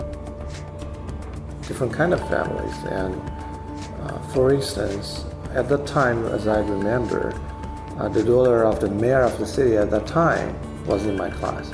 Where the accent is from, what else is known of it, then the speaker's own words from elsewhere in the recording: Hangzhou, Zhejiang, China; now in Shanghai, China; So I was born in Hangzhou, but not in the center of the city. I was born on the border of the city